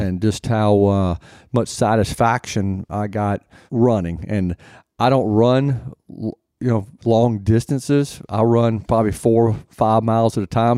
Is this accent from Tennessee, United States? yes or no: yes; Nashville, Tennessee, United States; also born or lived in Detroit / Minneapolis; I was born here in Nashville, lived here for all my life except for maybe a s, a short couple of years when my father was in the F, F B